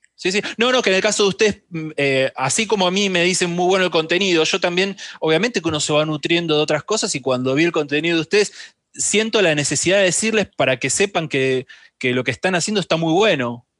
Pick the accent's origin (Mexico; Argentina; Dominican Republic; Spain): Argentina; la Argentina, que es donde, de donde soy, donde vivo y todo